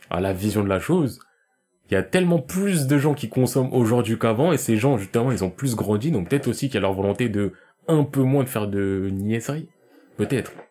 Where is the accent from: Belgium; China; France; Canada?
China; Même si en vrai, je passe souvent pas parce que je suis chinois